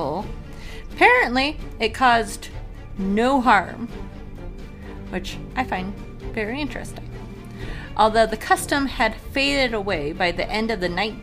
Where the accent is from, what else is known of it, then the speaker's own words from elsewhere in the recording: Colorado, United States; I am from Colorado